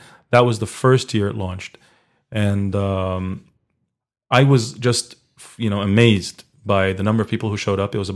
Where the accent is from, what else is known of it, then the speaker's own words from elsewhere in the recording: Egypt; moved away; I'm originally from Egypt, so when I went back to live there for a while for work